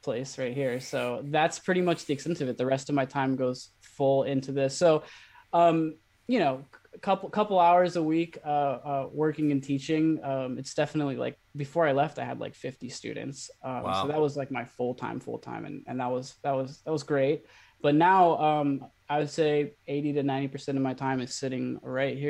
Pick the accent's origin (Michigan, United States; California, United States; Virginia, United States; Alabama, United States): California, United States; Ukiah; moved away as an adult; now in Los Angeles, United States; I started teaching music back in my hometown about 5 years ago